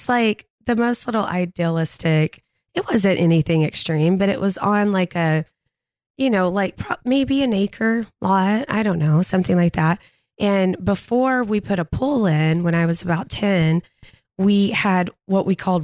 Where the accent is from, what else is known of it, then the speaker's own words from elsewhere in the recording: Gilmer, Texas, United States; I grew up in East Texas